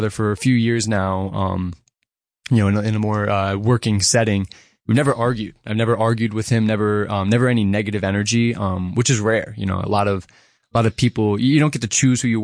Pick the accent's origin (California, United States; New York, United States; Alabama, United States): New York, United States; Grahamsville; I am a musician born and raised in the Catskills. I'm from a small little town called Grandsville.